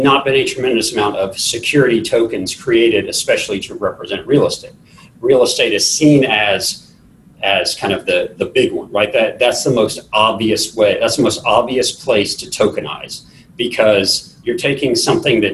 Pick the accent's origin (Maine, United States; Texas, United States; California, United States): Texas, United States; I'm from Texas